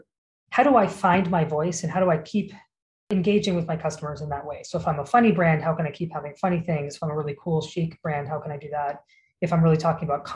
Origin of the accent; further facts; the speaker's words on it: United States; as an American